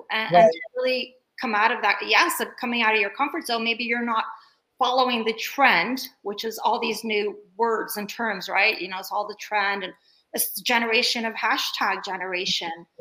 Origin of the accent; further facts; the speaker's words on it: Bay Area, California, United States; also born or lived in Turkey; coming here at the age of 7, I came here from Turkey and I grew up in the Bay Area